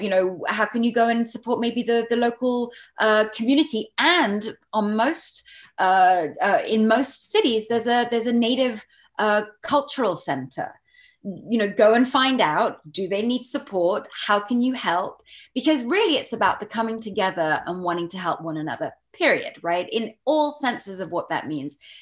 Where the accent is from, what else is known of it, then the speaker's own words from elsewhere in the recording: Barbados; I'm not American. Um, I grew up in Barbados